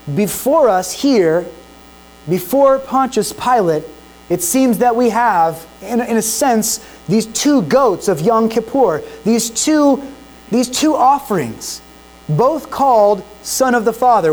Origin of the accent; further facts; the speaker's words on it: United States; as American citizens